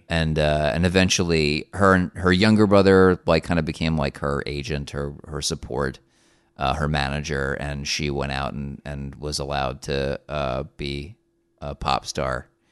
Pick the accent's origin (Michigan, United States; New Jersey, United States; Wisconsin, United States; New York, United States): New Jersey, United States; we're both from the same state. I am not from Newark